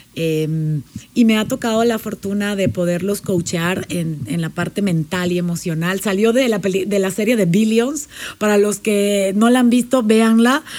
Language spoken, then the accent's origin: Spanish; Panama; moved away as an adult; also born or lived in Puebla, Mexico; now in Mexico; Yo soy panameña, nací en Panamá